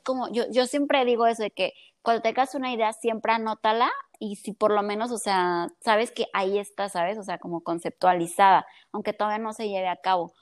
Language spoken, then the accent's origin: Spanish; Colima, Mexico; soy de aquí de Colima